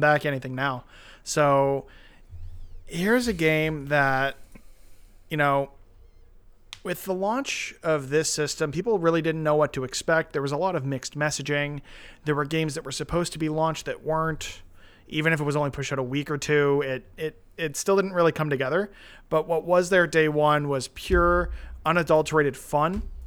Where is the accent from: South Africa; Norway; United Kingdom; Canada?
Canada; as a Canadian kid